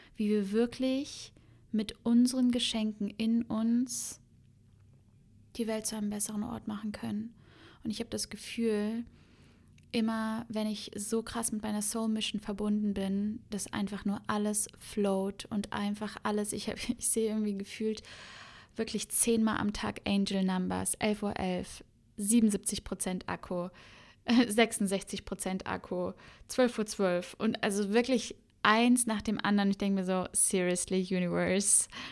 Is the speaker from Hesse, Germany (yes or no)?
no; Cologne, North Rhine-Westphalia, Germany; also born or lived in Berlin; now in Bali, Indonesia; ich bin ja gebürtige Kölnerin